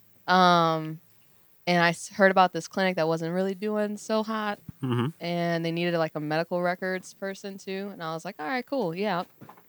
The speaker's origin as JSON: {"language": "English", "region": "the South", "country": "United States", "also_born_or_lived": "New York", "said": "I'm from the South"}